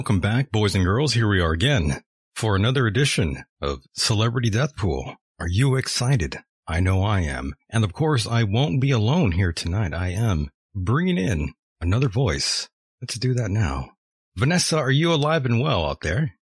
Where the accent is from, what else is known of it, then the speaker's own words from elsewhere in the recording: United States; we're American